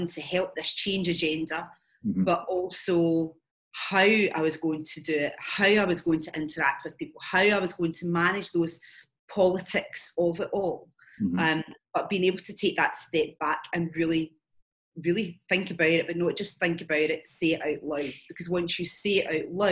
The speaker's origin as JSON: {"language": "English", "town": "Glasgow", "region": "Scotland", "country": "United Kingdom", "also_born_or_lived": "London", "moved": "as an adult", "said": "I'm Scottish, so I moved from Glasgow down to London"}